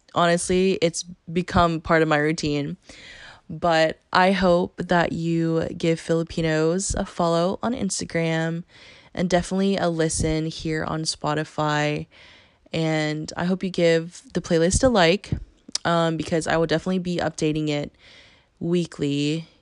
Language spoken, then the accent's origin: English; Athens, Georgia, United States; I grew up here uh, around the University of Georgia